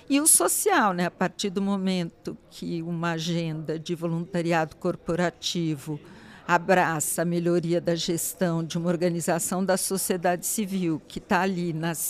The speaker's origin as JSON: {"language": "Portuguese", "country": "Brazil", "said": "é uma forma de eu estar atuando como cidadão, como brasileiro"}